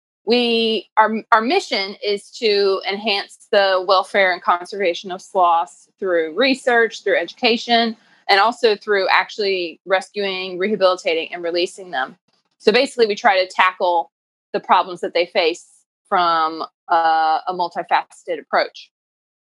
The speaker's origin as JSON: {"language": "English", "town": "Durham", "region": "North Carolina", "country": "United States", "also_born_or_lived": "Oxford, United Kingdom", "said": "I am from Durham, North Carolina, originally"}